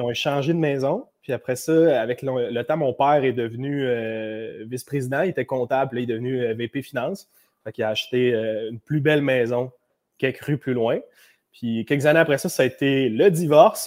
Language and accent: French; Laval, Quebec, Canada; je suis né en 95 euh, à Laval. C'est là que je suis né